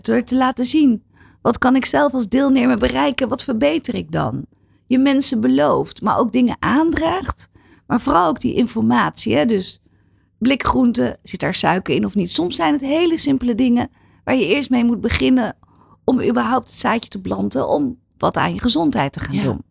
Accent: Netherlands; wij als Nederlander

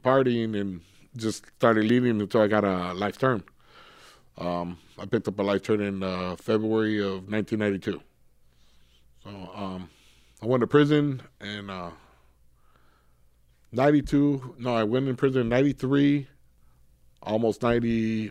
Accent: Los Angeles, California, United States; also born or lived in El Monte, California / La Puente, California; originally I grew up in East Los Angeles. From East Los Angeles, went to Monte and La Puente. So I grew up in those areas

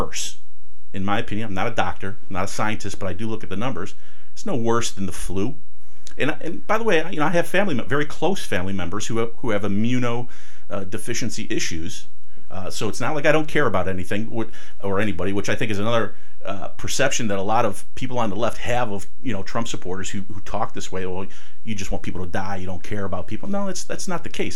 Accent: Euclid, Ohio, United States; I was born and raised in Ohio. I went to parochial school in Euclid at St. Felicitas, then went to St. Joe's for high school

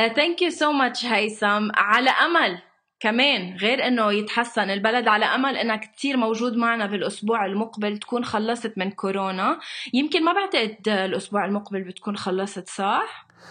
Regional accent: Lebanon; انا من لبنان

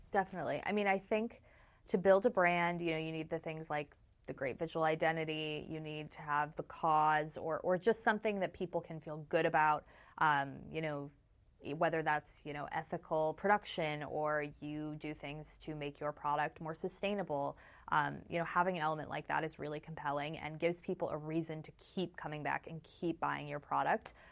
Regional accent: Chicago, Illinois, United States; I'm from Chicago.

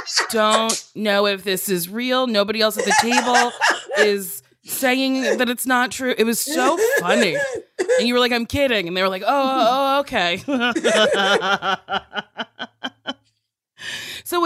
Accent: Middletown, New Jersey, United States; moved away; I'm from Jersey too. I'm from Central Jersey, Middletown.

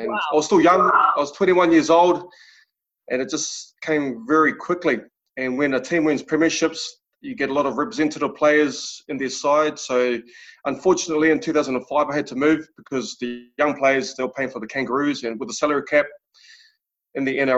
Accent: Wainuiomata, Wellington, New Zealand; I was brought up in Wanu Omata, a small town in Wellington

